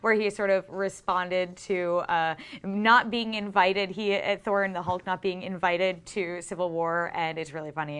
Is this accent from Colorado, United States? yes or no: no; Boston, Massachusetts, United States; we are both both from Boston